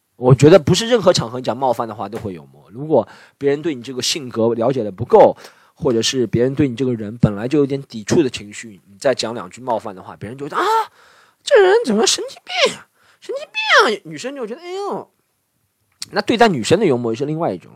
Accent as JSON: {"language": "Chinese", "region": "Shanghai", "country": "China", "said": "因为我是上海人"}